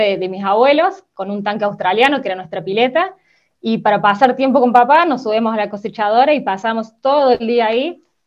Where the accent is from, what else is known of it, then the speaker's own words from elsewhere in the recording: Córdoba, Argentina; yo soy nacida en Córdoba ciudad, pero papá se pasó toda mi infancia eh, trabajando en el campo